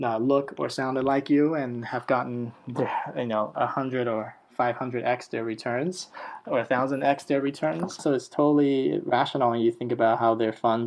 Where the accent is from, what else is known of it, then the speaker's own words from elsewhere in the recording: Taiwan; now in Silicon Valley, United States; I'm from Taiwan